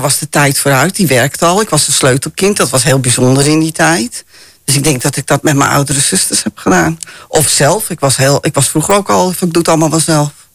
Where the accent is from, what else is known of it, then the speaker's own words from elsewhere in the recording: Amsterdam, North Holland, Netherlands; ik ben ook heel vrij opgevoed, hè. Wij komen uit Amsterdam